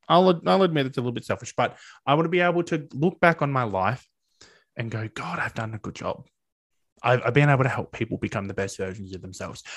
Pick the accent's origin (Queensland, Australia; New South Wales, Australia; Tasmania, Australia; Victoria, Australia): Victoria, Australia; regional; I'm not from Melbourne originally, I'm from regional Victoria